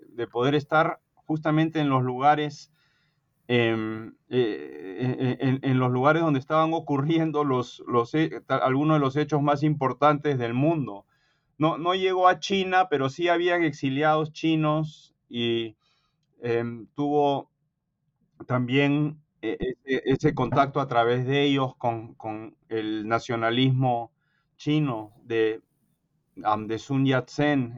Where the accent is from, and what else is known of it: Peru; born or raised there; moved away as an adult; now in United States